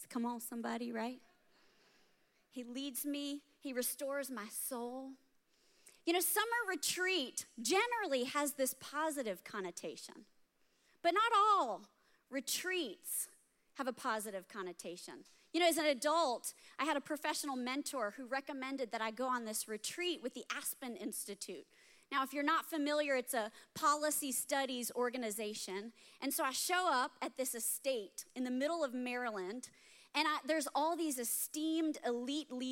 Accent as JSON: {"language": "English", "country": "Germany", "tie": "born or raised there", "lives_now": "United States", "said": "I grew up in Germany, part of a military family, and so we never went on family vacations because we lived in a vacation destination. Like we traveled all around Europe on the weekends. So it wasn't until we moved back to the States"}